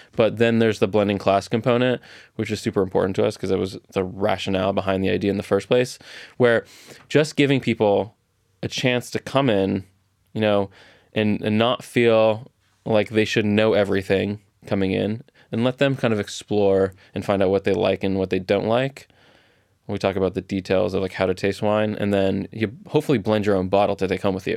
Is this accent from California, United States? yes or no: yes; Orange County, California, United States; I grew up in Orange County, so I have very distinct memories of strawberries, 'cause there's strawberry fields everywhere in South Orange County